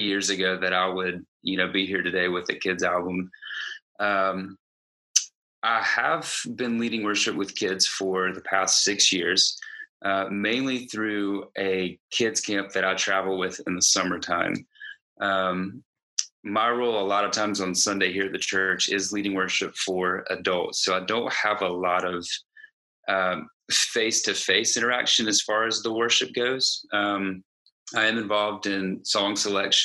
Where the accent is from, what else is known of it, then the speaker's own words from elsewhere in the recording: Greenville, South Carolina, United States; I'm from Greenville, South Carolina, and I am a full-time worship director at a church here in Greenville